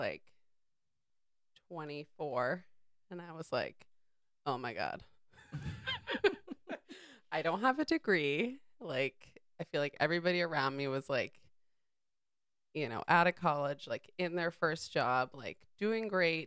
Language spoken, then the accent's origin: English; Cape Cod, Massachusetts, United States; now in Jersey City, United States; We live in Jersey City. Yeah, we're from Cape Cod